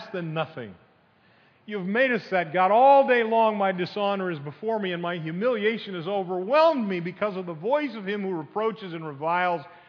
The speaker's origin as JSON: {"language": "English", "region": "Northeast", "country": "United States", "tie": "born or raised there", "moved": "yes", "said": "I grew up in the Northeast"}